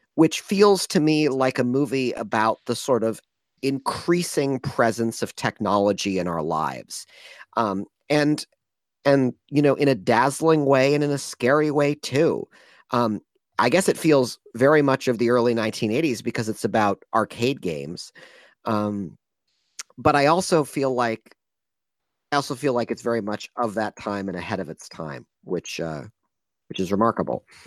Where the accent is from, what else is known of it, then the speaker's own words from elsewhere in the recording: Ann Arbor, Michigan, United States; now in San Francisco, United States; I grew up in Ann Arbor, Michigan